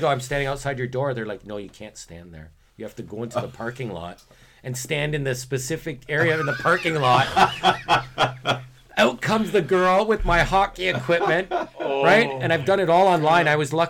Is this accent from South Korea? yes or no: yes; South Korea; Of course, it's essential for me because I'm from Korea.